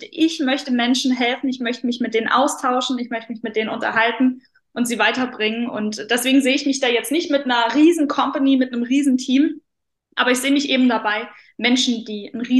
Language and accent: German; Saarland, Germany; glaube, ich lebe immer noch im wunderschönen Saarland. Ich muss sagen, ich bin sehr heimatverbunden. Ich liebe meine Heimat.